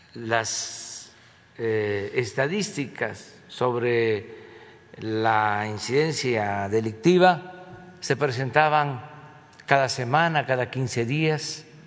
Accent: Mexico; no somos malos los mexicanos por naturaleza

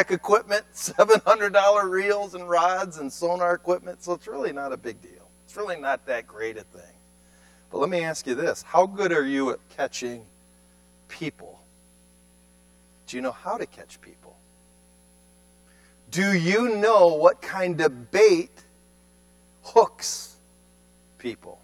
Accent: Cleveland, Ohio, United States; moved away; I come from Cleveland urban setting.

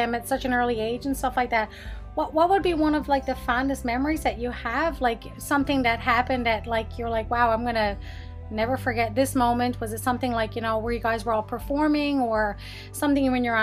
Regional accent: Newfoundland and Labrador, Canada; we're both from Newfoundland

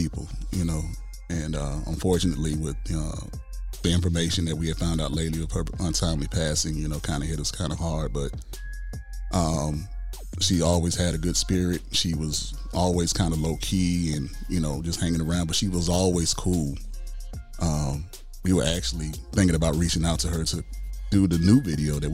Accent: Chicago, Illinois, United States; now in Atlanta, United States; Where I grew up in Chicago

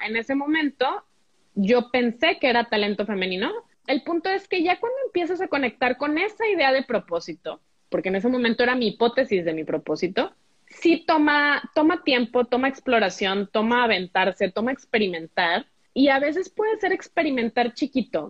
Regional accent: Monterrey, Nuevo León, Mexico; also born or lived in Mexico City / Oaxaca; nací en Monterrey

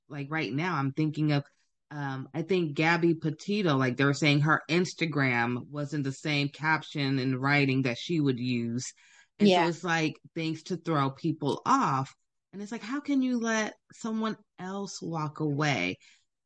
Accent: Sacramento, California, United States; I'm from Sacramento.

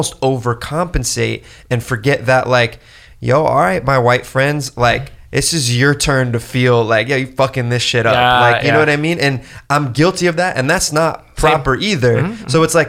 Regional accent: California, United States; In Orange County.

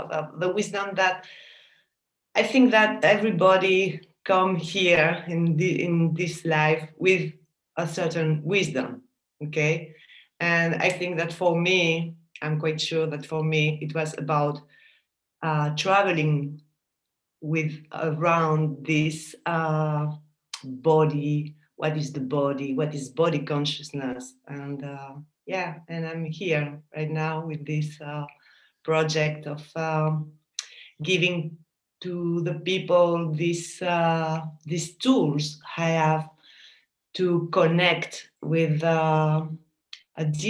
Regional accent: Paris, Île-de-France, France; also born or lived in Basque Country, Spain; I was born in France, in Paris, because my parents emigrate to France. They are Spanish from the Basque country.

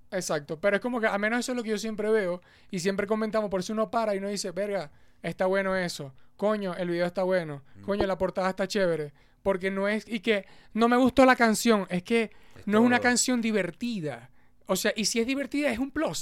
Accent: Maracucho, Zulia, Venezuela; como venezolanos en general, aunque uno sea maracucho.

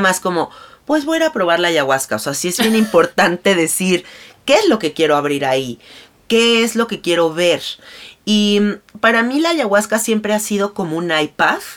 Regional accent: Mexico; Yo soy mexicana

